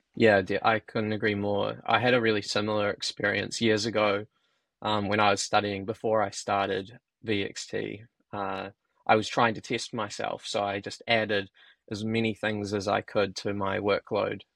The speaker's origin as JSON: {"language": "English", "country": "New Zealand", "said": "as a Kiwi"}